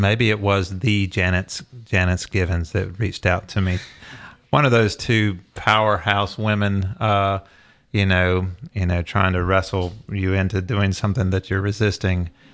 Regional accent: the South, United States; growing up in the South

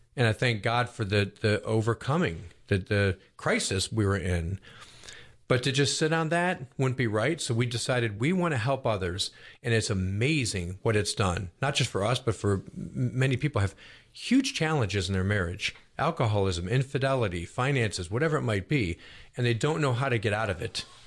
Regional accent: Buffalo, New York, United States; now in Roswell, United States; I grew up in Buffalo, New York, which is a big Catholic

